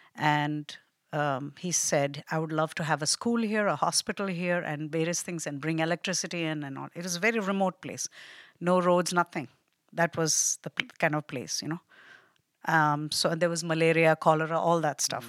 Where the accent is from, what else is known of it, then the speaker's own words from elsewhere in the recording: Delhi, India; moved away as an adult; also born or lived in Kerala, India / Nepal / Hawaii, United States; now in Pennsylvania, United States; I was born there, but I grew up in Nepal and India, both